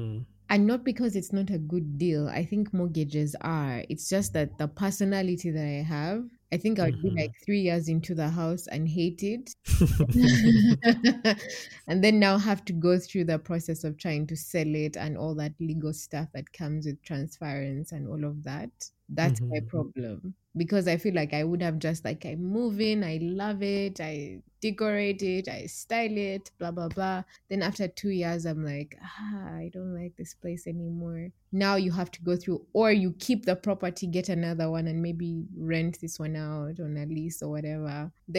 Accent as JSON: {"language": "English", "town": "Kampala", "region": "Central Region", "country": "Uganda", "said": "By city, I'm from Kampala City."}